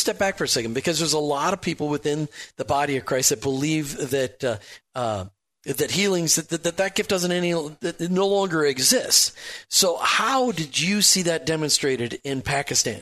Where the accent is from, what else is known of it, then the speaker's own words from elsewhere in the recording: Minnesota, United States; I grew up in Minnesota where you just don't really talk about your faith.